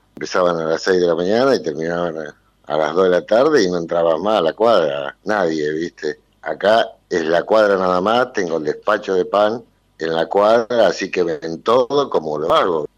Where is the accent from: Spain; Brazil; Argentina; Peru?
Argentina; Mercedes; moved away; nací en Mercedes, me crié en Mercedes